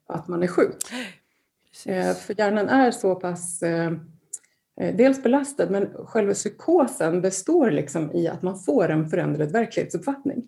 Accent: Gotland, Sweden; also born or lived in Gothenburg; född och uppvuxen på Gotland

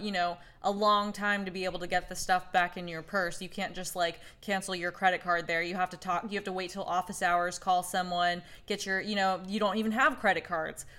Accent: Oklahoma, United States; I'm from Oklahoma

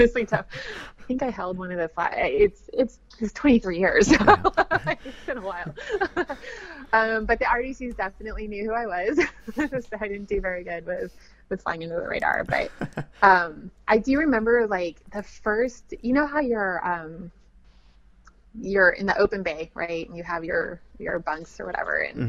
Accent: West Coast, United States; moved away as an adult; I was from the West Coast

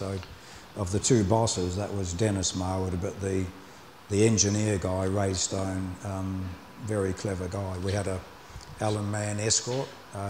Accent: Dunedin, Otago, New Zealand; moved away as an adult; also born or lived in Auckland; My hometown, Dunedin, there wasn't much motorsport, so I had an opportunity to move to Auckland.

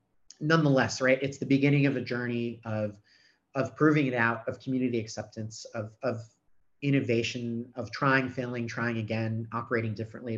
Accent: New York City, New York, United States; now in Australia; I was born in New York City

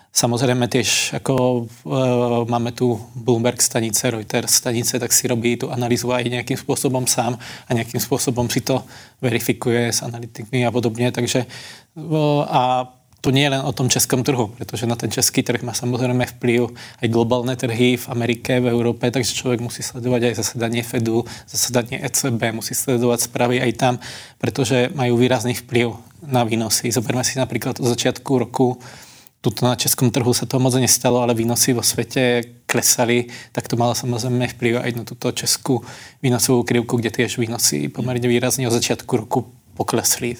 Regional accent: Slovakia; now in Czech Republic; u nás na dedine na Slovensku

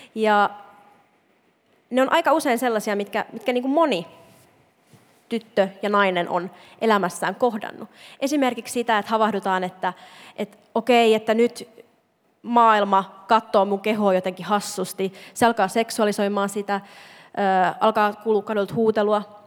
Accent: Imatra, South Karelia, Finland; moved away; mä itse mä oon Imatralta, ja siellä ei niin kun, feminismistä juuri puhuttu. Ja tota, me jotenkin ajattelen aina niitä sellaisia imatralaisia tyttöjä. Sellainen, niin kuin minäkin olin

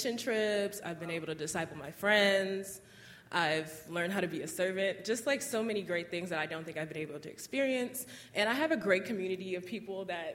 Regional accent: Houston, Texas, United States; I'm from Houston, Texas

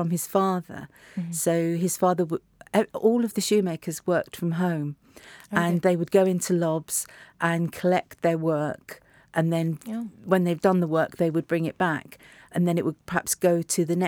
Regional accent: London, United Kingdom; I grew up in Primrose Hill and I went to school in St John's Wood

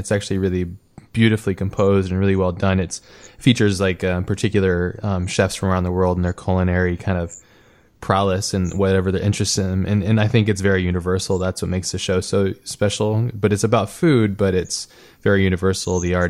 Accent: Hawaii, United States; I grew up in Hawaii

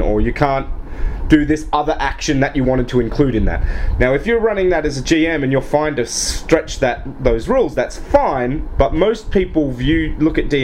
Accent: Australia; I'm from Australia

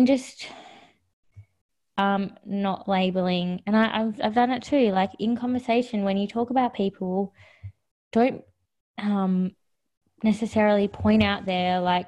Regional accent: Australia; I am really from Australia. I don't know anything different. I've been raised here.

